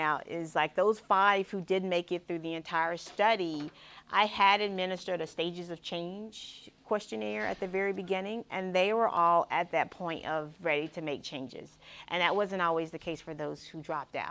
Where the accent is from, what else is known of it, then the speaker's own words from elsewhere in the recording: South Carolina, United States; moved away; also born or lived in Midwest; I'm a Southerner, born and bred South Carolinian, but I haven't been here for a while.